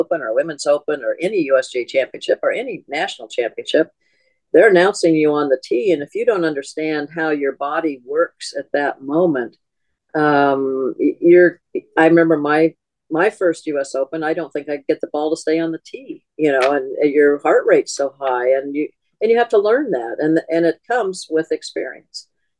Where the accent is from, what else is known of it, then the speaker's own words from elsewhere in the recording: California, United States; And I grew up in Southern California where we had a tournament.